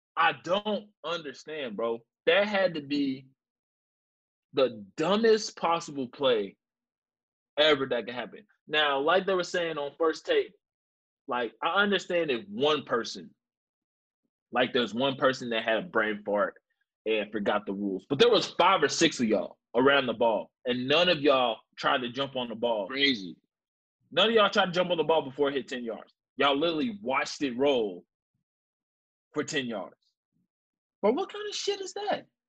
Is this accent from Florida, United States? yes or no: no; Louisville, Kentucky, United States; I'm from Louisville, Kentucky